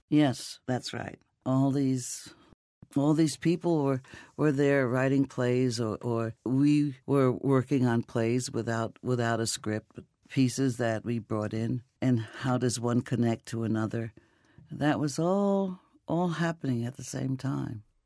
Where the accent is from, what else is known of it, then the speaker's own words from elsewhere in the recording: New York City, New York, United States; I grew up, uh, in an Italian neighborhood, a native in an Italian neighborhood in Brooklyn.